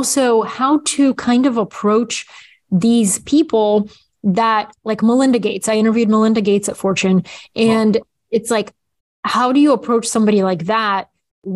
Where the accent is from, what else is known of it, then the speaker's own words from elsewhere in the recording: Bulgaria; moved away; when I was little, growing up in Bulgaria